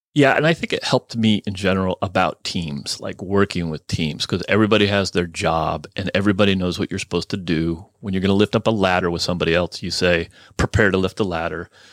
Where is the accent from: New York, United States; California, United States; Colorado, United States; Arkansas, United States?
California, United States; Burlingame; also born or lived in Oakland, California / Chico, California / Carson City, Nevada; I grew up on the peninsula, Burlingame